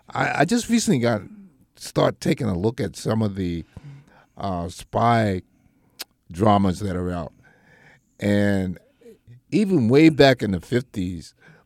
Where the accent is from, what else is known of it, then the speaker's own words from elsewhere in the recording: United States; as an American